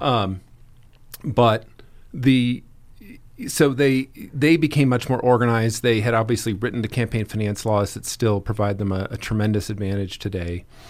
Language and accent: English; Boulder, Colorado, United States; growing up in Boulder County, Colorado